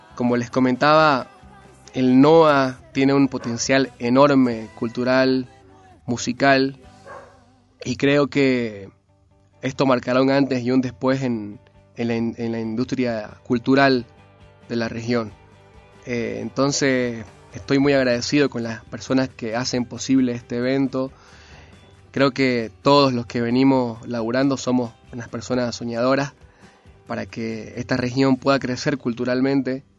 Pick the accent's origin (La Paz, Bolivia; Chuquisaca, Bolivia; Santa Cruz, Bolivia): Santa Cruz, Bolivia; Santa Cruz de la Sierra; born or raised there; moved away as an adult; now in Salta, Argentina